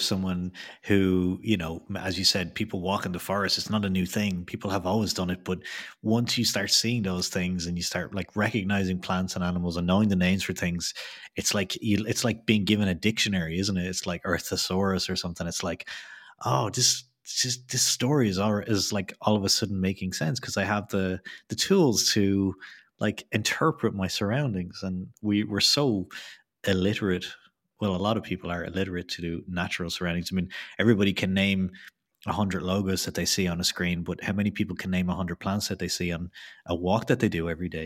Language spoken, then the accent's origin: English; Ireland; I'm from Ireland